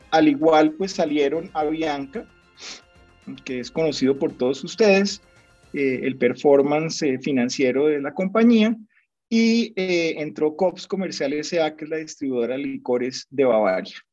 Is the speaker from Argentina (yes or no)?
no; Colombia; nosotros como economía colombiana todavía dependemos mucho del sector minero y de hidrocarburos